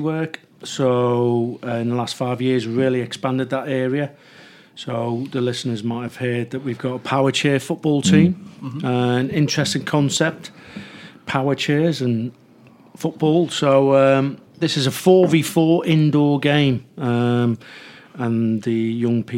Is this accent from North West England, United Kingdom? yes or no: yes; Liverpool, North West England, United Kingdom; accent: Scouse; moved away as an adult; also born or lived in Grenada; now in London, United Kingdom; being a Scouser, you're born and bred around football